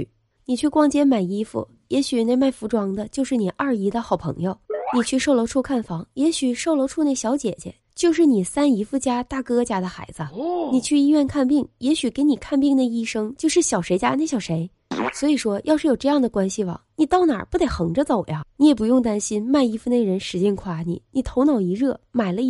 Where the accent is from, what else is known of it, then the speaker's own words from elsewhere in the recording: Qiqihar, Heilongjiang, China; 我的家乡是黑龙江省齐齐哈尔市，跟鹤岗是同一个省份的。虽然它不是鹤岗，但却有很多相似的地方。